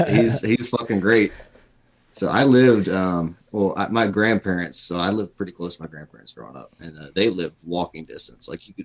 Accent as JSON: {"language": "English", "town": "Durham", "region": "North Carolina", "country": "United States", "said": "I'm from North Carolina, so I'm from Durham. I used to work for Duke"}